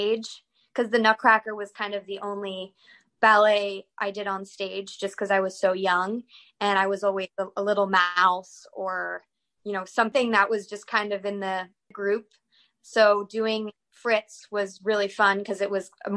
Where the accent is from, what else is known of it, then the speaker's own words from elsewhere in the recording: North Carolina, United States; also born or lived in Northern Virginia; now in Philadelphia, United States; I was born in Philadelphia, but I moved down to North Carolina with my family. So that's kind of where I started ballet and have most of my childhood memories